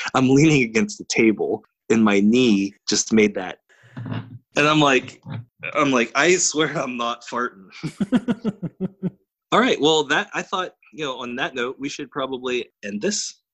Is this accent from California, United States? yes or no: no; Pittsburgh, Pennsylvania, United States; those of us who were born and raised in the South Hills